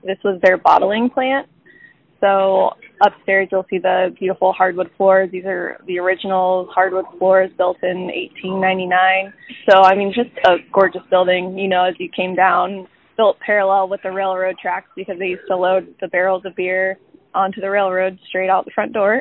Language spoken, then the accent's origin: English; south of Emporia, a small town in Kansas, United States; moved away as an adult; now in Kansas City, United States; I'm from a small town in Kansas uh, just south of Emporia